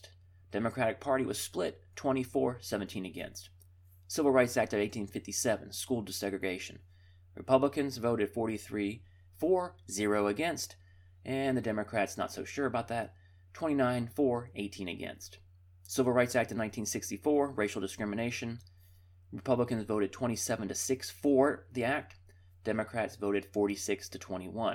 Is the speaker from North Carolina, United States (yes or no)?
yes; Charlotte, North Carolina, United States; my hometown of Charlotte, North Carolina